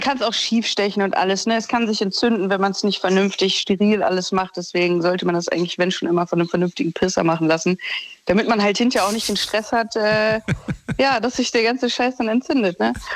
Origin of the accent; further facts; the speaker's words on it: Düsseldorf, North Rhine-Westphalia, Germany; ich komme aus Düsseldorf